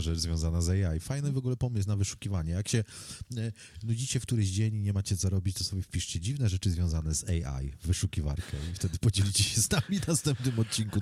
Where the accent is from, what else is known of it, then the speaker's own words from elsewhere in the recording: Poland; first language Polish; to jest mój język wychowałem się w tym kraju, nauczyłem się tego języka od dziecka